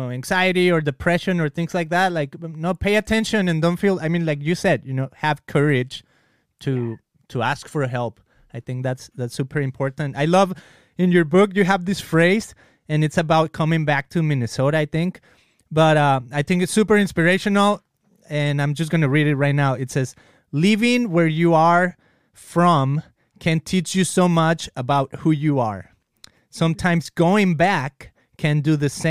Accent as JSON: {"language": "English", "country": "Mexico", "tie": "born or raised there", "second_language": "English", "moved": "as an adult", "lives_now": "United States", "said": "I come from Mexico. I lived there 24 years of my life, and then I come to the US"}